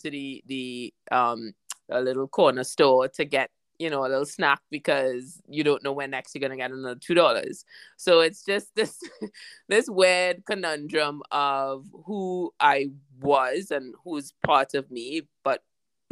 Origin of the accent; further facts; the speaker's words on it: Trinidad & Tobago; moved away as an adult; also born or lived in Barbados / London; growing up, I was born in Trinidad. My mom's from Barbados, and I went to about 4 to 5 different primary schools and secondary schools.